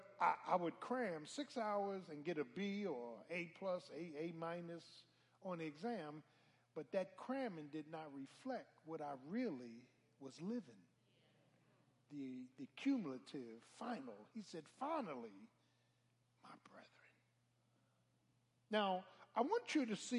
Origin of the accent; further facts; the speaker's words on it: Philadelphia, Pennsylvania, United States; I'm from Philly. South Philly